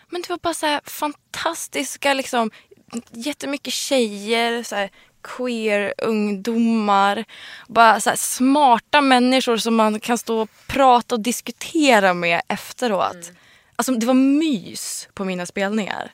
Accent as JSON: {"language": "Swedish", "country": "Sweden", "said": "I'm Swedish"}